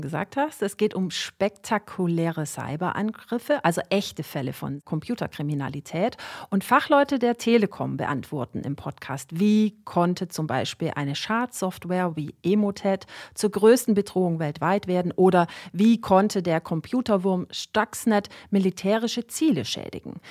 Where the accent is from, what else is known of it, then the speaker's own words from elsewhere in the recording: Swabia, Baden-Württemberg, Germany; Als Schwäbin